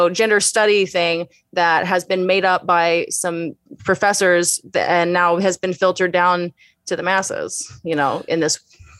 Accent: Houston, Texas, United States; In Houston.

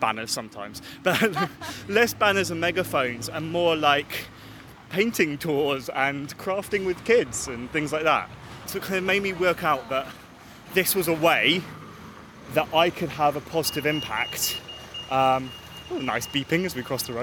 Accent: London, United Kingdom; as a Londoner

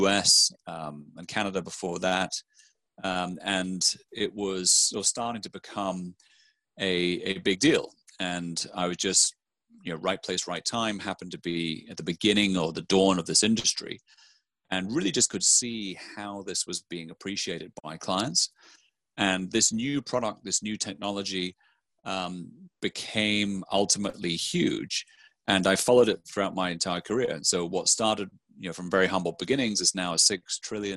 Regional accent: near Aberdeen, Scotland, United Kingdom; moved away as an adult; also born or lived in Bath / London; I'm actually from a small town kind of in the country outside of there, a little place that is about 14 miles west up the valley. And so I grew up there, very rural surrounding

